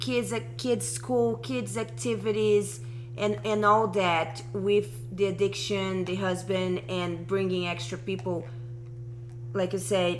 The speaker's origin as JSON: {"language": "English", "country": "Brazil", "second_language": "English", "moved": "yes", "said": "I'm from Brazil"}